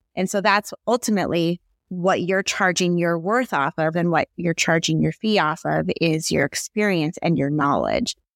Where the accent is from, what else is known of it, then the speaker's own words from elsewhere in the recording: Seattle, Washington, United States; also born or lived in Hawaii; I moved back home from Hawaii. I was established there, but not in Seattle